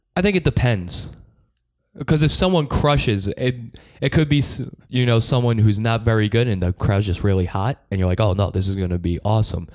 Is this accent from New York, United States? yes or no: yes; Long Island, New York, United States; I'm from Long Island.